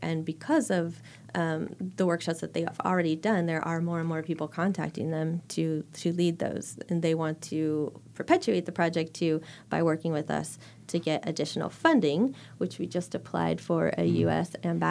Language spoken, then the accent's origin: English; San Diego, California, United States; they found out that I was from San Diego when at the time there was a big fire.